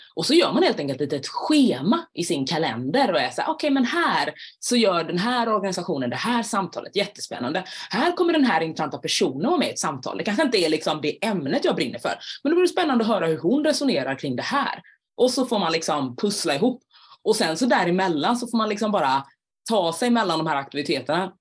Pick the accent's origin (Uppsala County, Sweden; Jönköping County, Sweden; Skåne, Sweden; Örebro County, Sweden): Jönköping County, Sweden; Jönköping; moved away; Men jag kommer från början från Jönköping